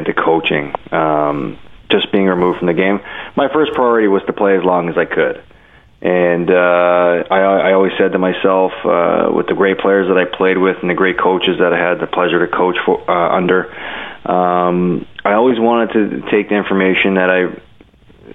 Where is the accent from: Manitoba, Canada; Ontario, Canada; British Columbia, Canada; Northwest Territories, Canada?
Ontario, Canada; Toronto; also born or lived in Buffalo; I'm from Toronto